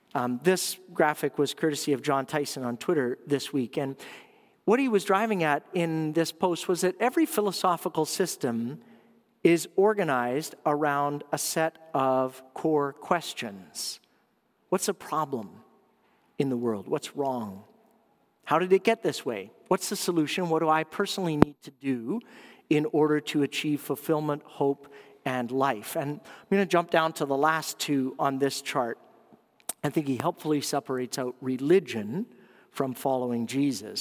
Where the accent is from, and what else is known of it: Canada